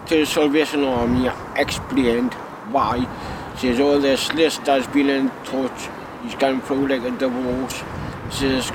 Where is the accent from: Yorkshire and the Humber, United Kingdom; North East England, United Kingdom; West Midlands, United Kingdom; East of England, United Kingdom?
North East England, United Kingdom; Newcastle upon Tyne; born or raised there